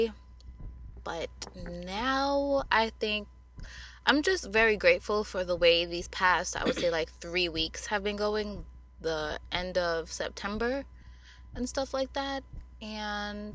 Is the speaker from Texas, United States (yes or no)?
no; New York City, New York, United States; we come from Queens